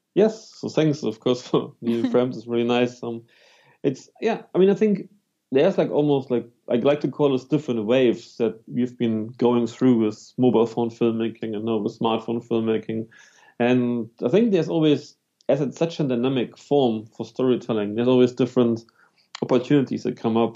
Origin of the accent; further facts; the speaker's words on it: Germany; moved away; also born or lived in London / New Zealand; I'm actually from Germany, but then I lived for 10 right. years in London. After 10 years in London, I moved to for seven years to New Zealand.